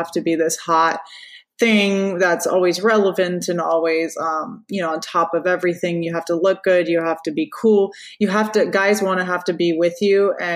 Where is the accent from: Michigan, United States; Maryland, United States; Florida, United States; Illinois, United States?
Florida, United States; Orlando; also born or lived in Louisiana; I was born in Orlando